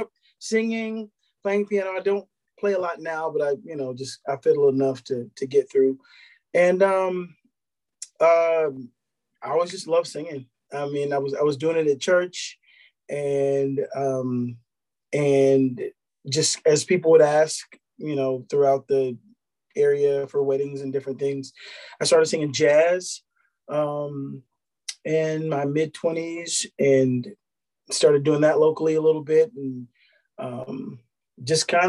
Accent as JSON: {"language": "English", "town": "Arlington", "region": "Texas", "country": "United States", "tie": "born or raised there", "said": "I grew up in Dallas-Fort Worth, Texas, and Arlington to be specific"}